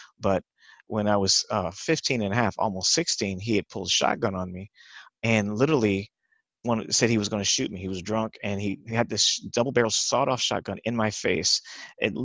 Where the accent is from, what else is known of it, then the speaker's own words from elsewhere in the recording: Los Angeles, California, United States; I grew up in East LA, Culver City, Los Angeles, California, and I grew up in Hollywood